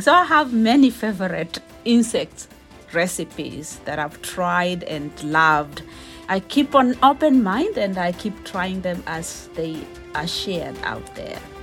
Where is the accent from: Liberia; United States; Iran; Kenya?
Kenya; I'm a Kenyan uh, and we eat ugali